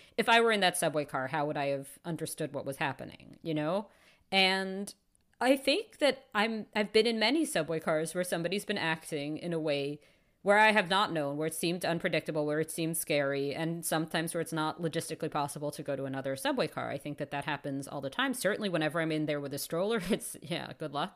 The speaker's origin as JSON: {"language": "English", "town": "New York City", "region": "New York", "country": "United States", "tie": "born or raised there", "moved": "as an adult", "lives_now": "Toronto, Canada", "said": "I Grew up in New York City."}